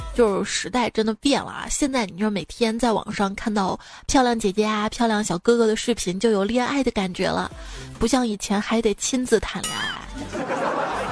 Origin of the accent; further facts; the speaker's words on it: Shaanxi, China; accent: Shaanxi dialect; 用我们陕西话来说呢，就是坤得燃燃唧唧的，燃面子燃的